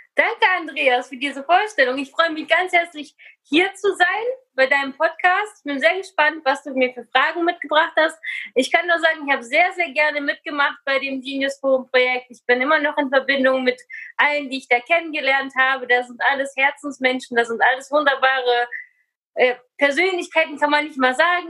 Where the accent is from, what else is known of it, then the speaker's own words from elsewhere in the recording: Germany; also born or lived in Kazakhstan; ich bin geboren in Kasachstan in einer russlanddeutschen Familie und im Alter von acht Jahren nach Deutschland gekommen